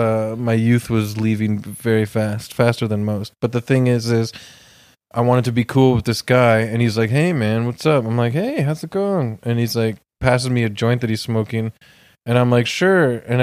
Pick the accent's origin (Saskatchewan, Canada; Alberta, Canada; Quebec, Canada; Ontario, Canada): Ontario, Canada; Toronto; And I'm from Toronto, but I'm from a suburban pocket of Etobicoke.